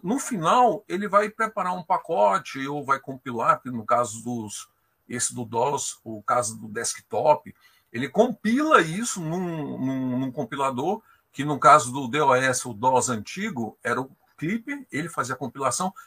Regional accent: Brasília, Federal District, Brazil; Eu sou de Brasília

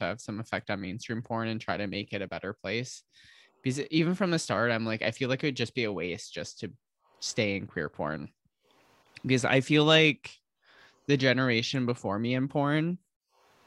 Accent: Holland, Michigan, United States; moved away as an adult; also born or lived in Grand Rapids, Michigan; now in San Francisco, United States; I'm from Holland, Michigan. I lived between there and Grand Rapids, which is like 30 minutes away my entire life.

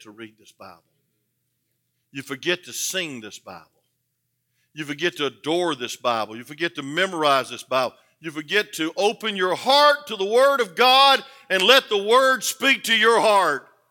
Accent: the South, United States; I was born in the South

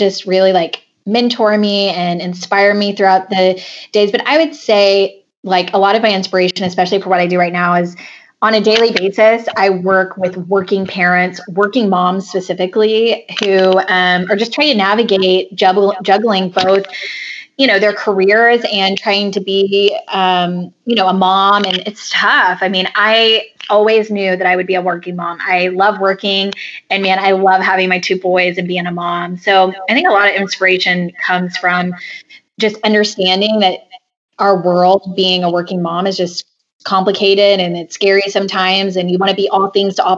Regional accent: Argyle, Texas, United States; moved to my hometown and started coaching at Liberty Christian School in Argyle, Texas

